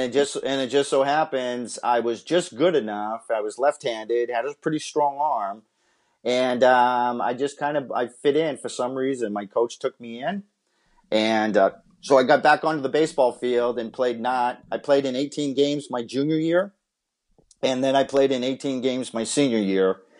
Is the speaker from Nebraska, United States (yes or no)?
no; Massachusetts, United States; moved away as an adult; also born or lived in Southern California; I'm from Massachusetts